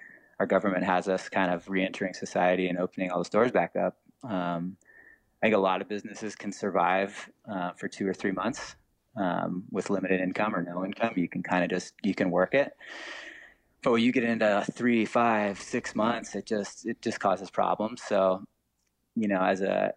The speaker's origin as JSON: {"language": "English", "town": "Laguna Beach", "region": "California", "country": "United States", "tie": "born or raised there", "said": "I grew up in Laguna"}